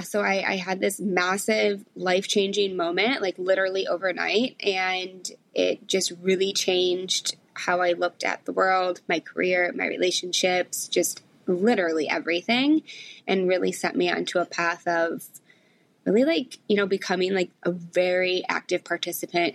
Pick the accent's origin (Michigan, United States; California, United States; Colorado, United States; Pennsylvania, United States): Michigan, United States; moved away as an adult; now in New York City, United States; I grew up in Michigan, went to college in Michigan, and I just always wanted to move to New York.